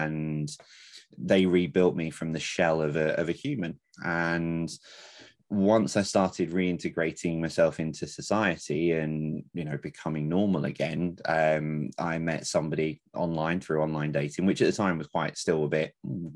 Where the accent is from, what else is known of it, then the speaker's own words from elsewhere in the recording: London, United Kingdom; moved away as an adult; now in Lancashire, United Kingdom; born and bred in London